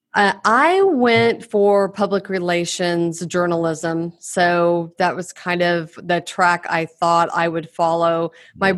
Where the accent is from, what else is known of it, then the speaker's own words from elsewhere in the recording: Oklahoma, United States; born and raised in Oklahoma.